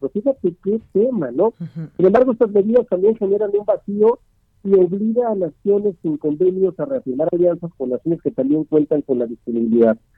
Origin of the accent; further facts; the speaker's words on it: Aguascalientes, Mexico; En Aguascalientes, por ejemplo, en mi tierra